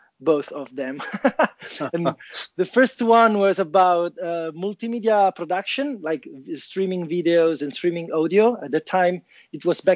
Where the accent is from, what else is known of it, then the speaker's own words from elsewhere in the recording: Rome, Lazio, Italy; now in Turin, Italy; I'm calling from Torino, Italia. Actually, I'm from Rome.